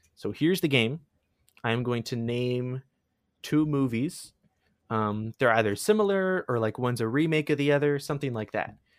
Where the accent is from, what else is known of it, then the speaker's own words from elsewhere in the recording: Sarnia, Ontario, Canada; Sarnia, my hometown